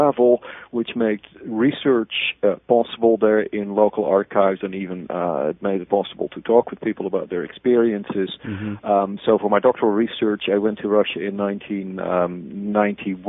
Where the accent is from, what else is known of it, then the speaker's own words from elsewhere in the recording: Haarlem, North Holland, Netherlands; I was born in the Netherlands in a city called Haarlem, which may be familiar to many of you because of New York City having a Haarlem. I was born there in 1962. I went to a high school there in the same city